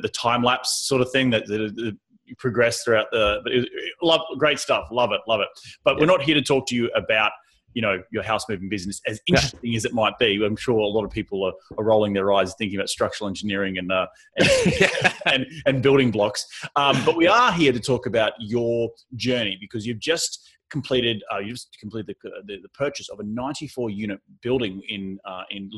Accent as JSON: {"language": "English", "country": "Australia", "also_born_or_lived": "New York", "moved": "yes", "lives_now": "Southern California, United States", "said": "I come from Australia where sand dunes are really prevalent"}